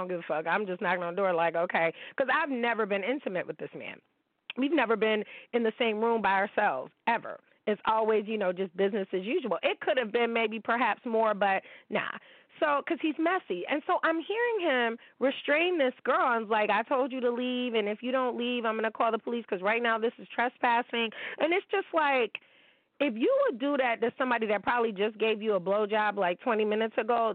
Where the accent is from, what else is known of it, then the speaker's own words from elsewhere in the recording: Niagara Falls, New York, United States; I'm from Niagara Falls. I'm from the 716